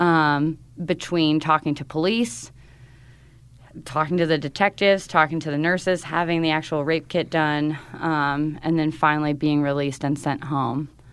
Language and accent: English; North Carolina, United States; moved away; in North Carolina. in my hometown